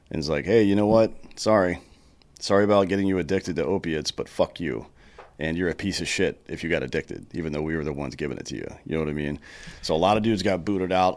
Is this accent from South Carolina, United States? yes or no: yes; South Carolina, United States; I grew up in South Carolina